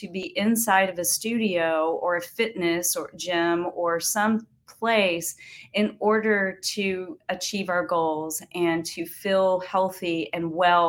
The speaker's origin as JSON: {"language": "English", "town": "Texarkana", "region": "Arkansas", "country": "United States", "tie": "born or raised there", "said": "my hometown, Texarkana, Arkansas"}